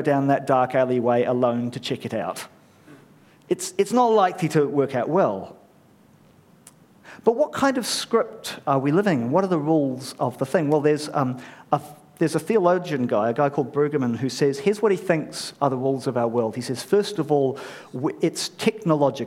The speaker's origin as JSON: {"language": "English", "country": "New Zealand", "tie": "born or raised there", "said": "I'm a Pākehā immigrant, a bloke, raised a Kiwi"}